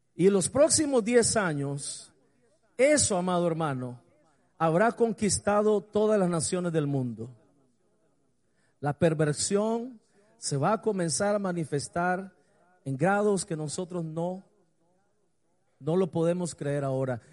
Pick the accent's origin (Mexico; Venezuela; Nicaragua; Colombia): Nicaragua; Montelimar, Managua; also born or lived in San Rafael del Sur, Nicaragua / Honduras; de toda mi infancia. Y comencé a pensar allá en Montelimar